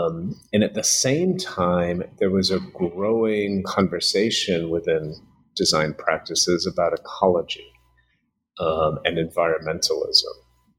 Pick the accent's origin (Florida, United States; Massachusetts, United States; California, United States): Massachusetts, United States; New Bedford; So I grew up in New Bedford, which is a fishing town an hour south of Boston, working class.